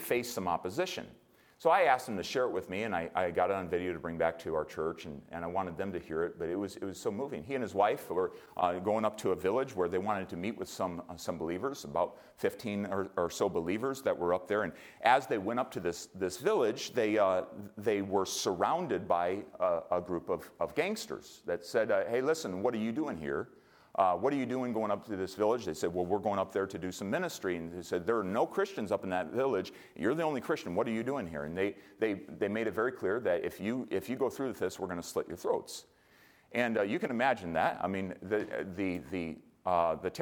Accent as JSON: {"language": "English", "country": "United States", "said": "as an American"}